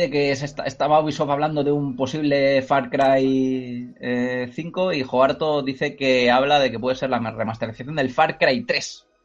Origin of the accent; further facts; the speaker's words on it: Cornellà de Llobregat, Catalonia, Spain; el, mío también, Cornellá.